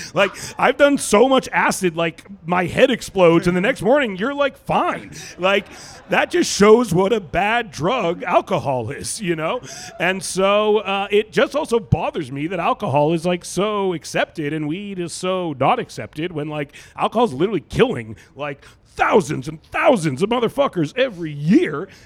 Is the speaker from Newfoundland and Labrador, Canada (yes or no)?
no; Vancouver, British Columbia, Canada; moved away as an adult; now in United States; I'm from Vancouver, British Columbia, which is one of the most like weed liberal cities in the world